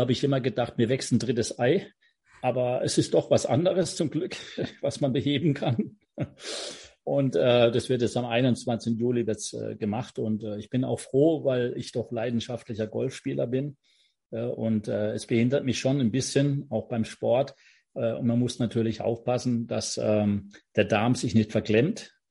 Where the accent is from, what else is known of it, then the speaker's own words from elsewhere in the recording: Offenburg, Baden-Württemberg, Germany; ich bin in Offenburg groß geworden, habe im FV Offenburg Fußball gespielt